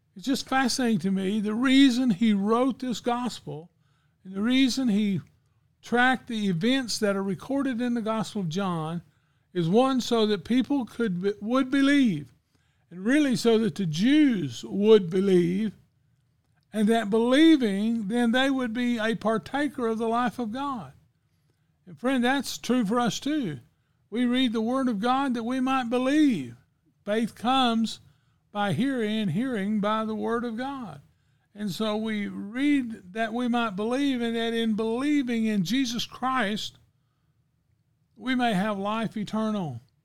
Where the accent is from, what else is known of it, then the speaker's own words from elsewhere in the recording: United States; I'm too American